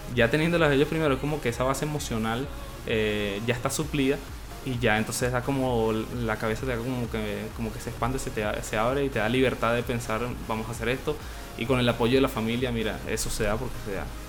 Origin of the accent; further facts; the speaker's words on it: Venezuela; moved away as an adult; now in Chile; yo me vine de Venezuela